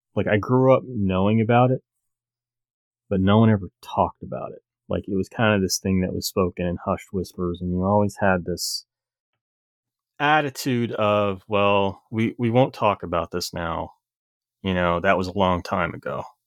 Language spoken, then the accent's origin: English; Corbin, Kentucky, United States; moved away; I grew up in Corbin, Kentucky